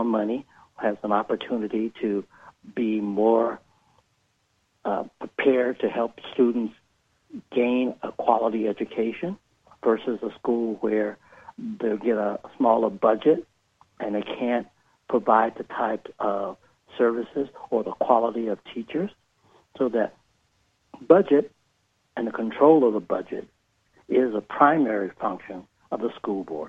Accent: Detroit, Michigan, United States; moved away; I was born and raised in Detroit

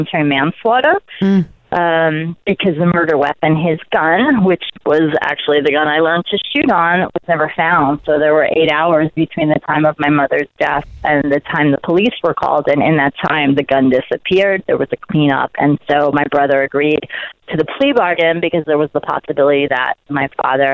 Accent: New York City, New York, United States; born or raised there

